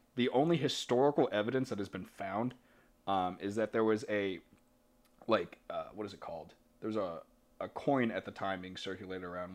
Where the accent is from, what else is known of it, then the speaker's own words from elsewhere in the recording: Boston, Massachusetts, United States; we're from Boston